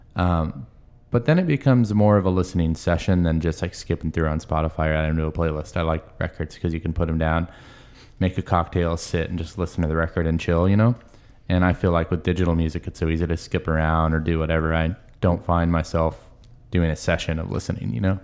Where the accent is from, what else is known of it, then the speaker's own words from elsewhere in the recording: Marysville, Washington, United States; I was from Marysville